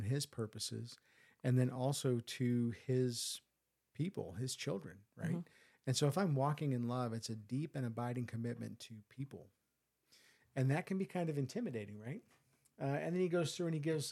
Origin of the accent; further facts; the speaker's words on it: United States; I'm an American